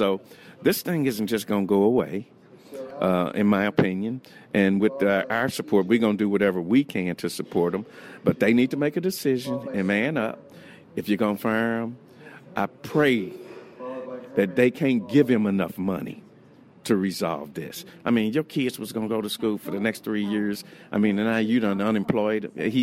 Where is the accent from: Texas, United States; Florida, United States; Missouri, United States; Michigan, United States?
Missouri, United States; St. Louis; I'm from St. Louis